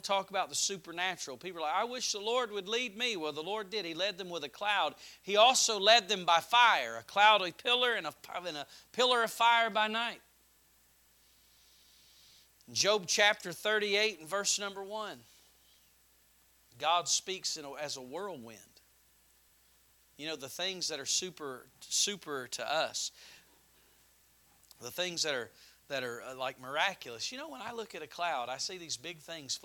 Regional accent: North Carolina, United States; I was a foreigner, even though I was from North Carolina

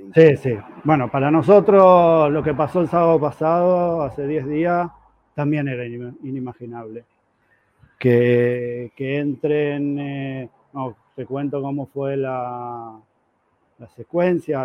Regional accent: Corrientes, Argentina; now in Israel; yo soy correntino

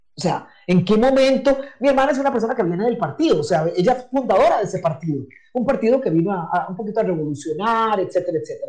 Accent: San José, Costa Rica; first language English; moved away as an adult; also born or lived in Zimbabwe; Yo, yo no nací en Limón, yo nací en San José, crecí en la capital del país

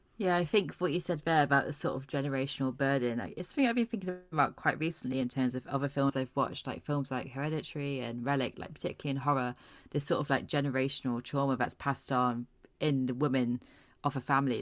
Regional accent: Aberdeen, Scotland, United Kingdom; I was born and bred in Scotland

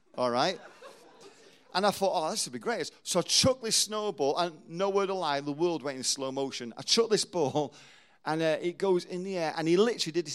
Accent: England, United Kingdom; we're English

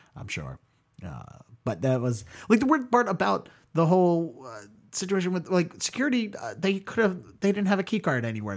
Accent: Baltimore County, Maryland, United States; growing up in Baltimore County

